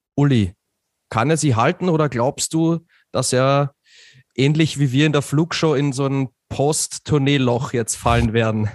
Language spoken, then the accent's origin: German; Austria; für mich als Österreicher